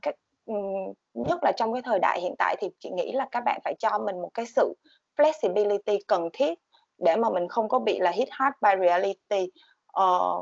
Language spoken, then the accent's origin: Vietnamese; Vietnam; moved away